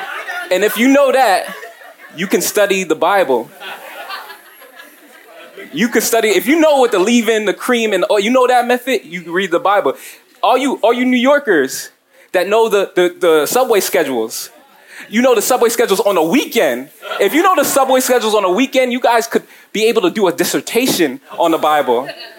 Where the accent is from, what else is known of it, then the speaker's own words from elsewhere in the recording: Nigeria; And if you can't tell, I'm Nigerian. Shout out to my Nigerians, shout out to my Africans out here.